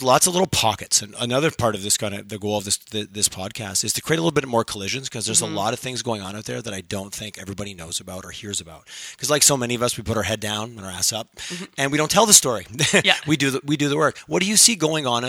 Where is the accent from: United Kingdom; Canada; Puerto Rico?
Canada; Montreal, Quebec; I grew up in Montreal